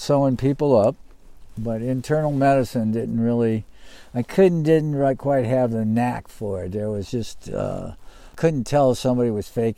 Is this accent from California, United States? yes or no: no; Gary, Indiana, United States; moved away as an adult; now in Oregon, United States; I was born in Gary, Indiana